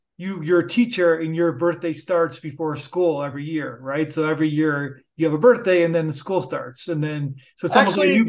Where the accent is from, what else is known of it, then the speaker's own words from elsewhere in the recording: Canada; as a Canadian, you kind of want your country to kind of run smoothly.